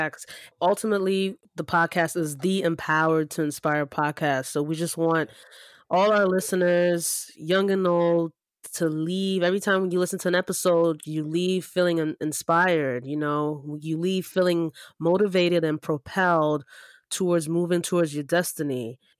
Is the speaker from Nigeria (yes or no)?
yes; Nigeria; now in United States; You know, we're two Nigerian immigrant siblings, right?